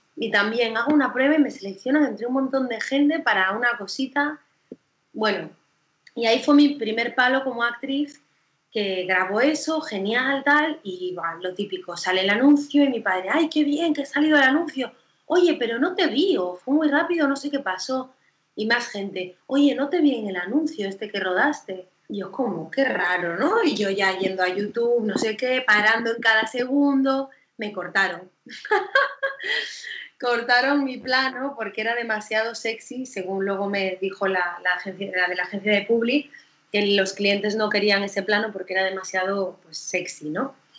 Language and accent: Spanish; Galicia, Spain; moved away; also born or lived in Barcelona / Madrid; yo soy gallega